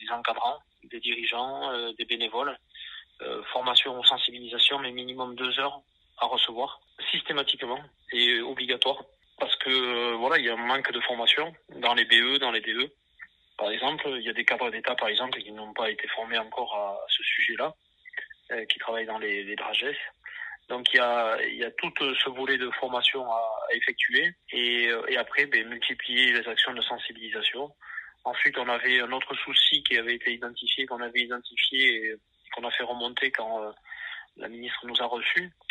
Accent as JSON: {"language": "French", "region": "Nouvelle-Aquitaine", "country": "France", "accent": "Landes", "said": "parce que l'association est basée dans les Landes, ça s'entend peut-être en mon accent d'ailleurs."}